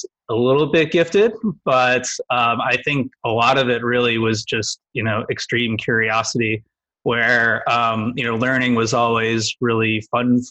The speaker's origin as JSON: {"language": "English", "town": "Cleveland", "region": "Ohio", "country": "United States", "tie": "born or raised there", "said": "Grew up in the Midwest, Cleveland"}